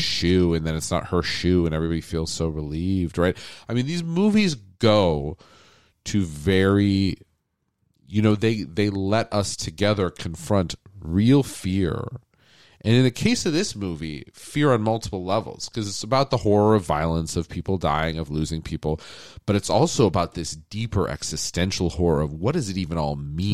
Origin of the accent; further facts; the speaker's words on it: United States; I grew up on Disney animation, just like every American kid